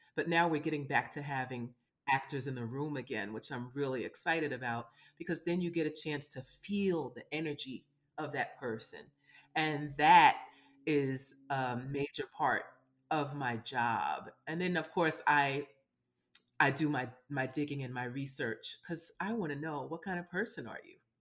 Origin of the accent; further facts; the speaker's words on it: New York City, New York, United States; I'm from Brooklyn